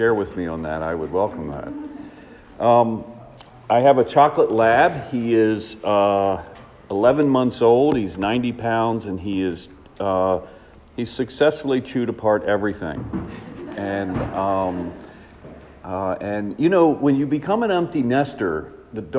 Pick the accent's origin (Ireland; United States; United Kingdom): United States; Washington, District of Columbia; I am from Washington, D.C.